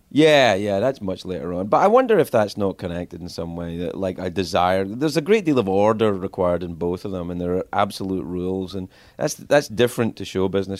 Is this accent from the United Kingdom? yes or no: yes; Cumbernauld, Scotland, United Kingdom; moved away as an adult; I grew up in Cumbernauld